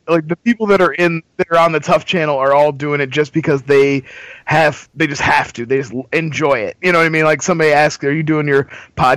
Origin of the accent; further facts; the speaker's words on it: Columbus, Ohio, United States; I'm from Columbus, Ohio, baby, home of the Arnie Expo.